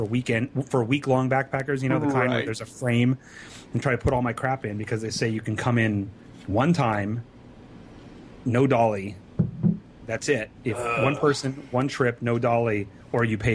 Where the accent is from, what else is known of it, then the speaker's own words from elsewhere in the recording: California, United States; also born or lived in Sacramento; I'm from California.